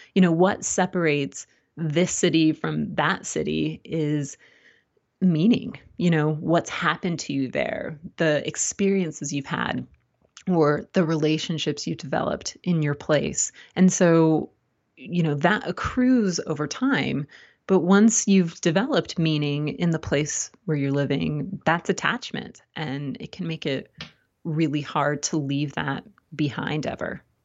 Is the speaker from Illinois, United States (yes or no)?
no; Southern California, United States; moved away as an adult; also born or lived in East Coast / Midwest; now in Blacksburg, United States; I grew up in Southern California and never moved a single time